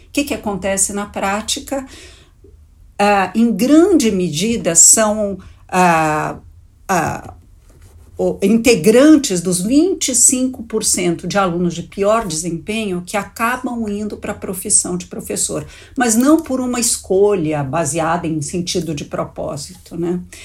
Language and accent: Portuguese; São Paulo, Brazil; born or raised there